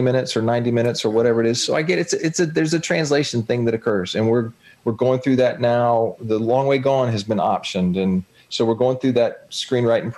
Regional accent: Northeast Florida, United States; I'm a guy from Northeast Florida.

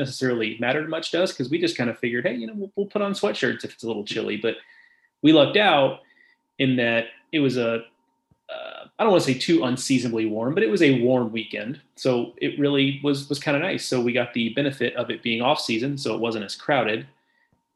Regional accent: Gulf Coast, United States; moved away; I grew up on the Gulf Coast

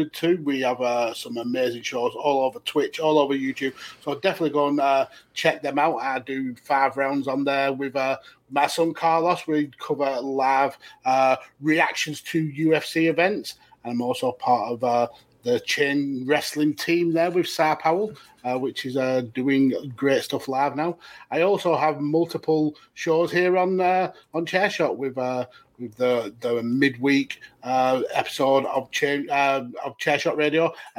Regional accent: United Kingdom; I'm British, not American

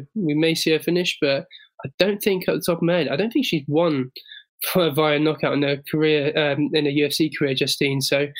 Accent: England, United Kingdom; as an Englishman

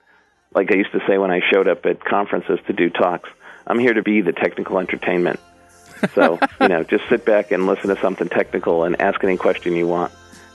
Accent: Hartford, Connecticut, United States; moved away as an adult; also born or lived in Norwalk, Connecticut / Boston / Seattle; now in Portland, United States; I originally was born in Norwalk, but I lived most of my life around the Hartford area.

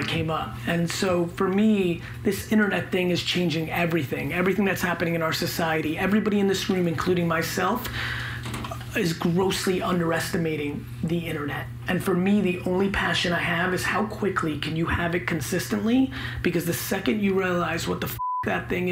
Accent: New York City, New York, United States; also born or lived in Belarus; When I came to America, I was 3 years old. I lived in a studio apartment in Queens

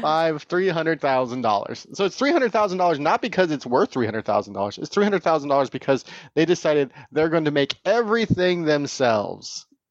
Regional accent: Tehachapi, California, United States; now in Bay Area, United States; I grew up in Tatchby

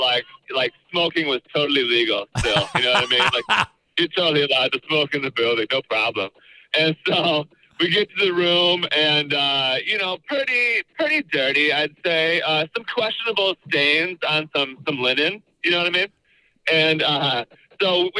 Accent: Michigan, United States; we're from Michigan.

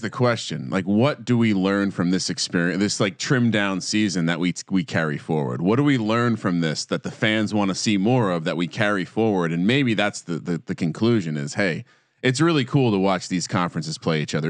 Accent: East Coast, United States; moved away; When I growing up on the East Coast, we didn't have as much rugby.

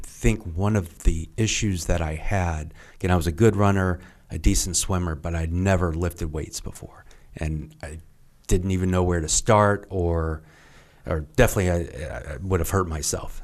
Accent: Lexington, Kentucky, United States; moved away; I grew up in Kentucky and, uh, Lexington

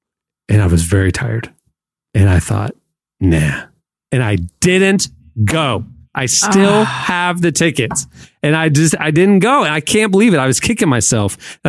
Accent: Central Florida, United States; I grew up here in Central Florida

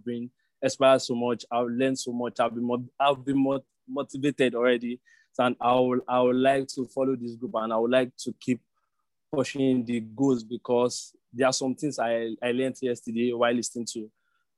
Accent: Nigeria; I'm from West Africa, Nigeria.

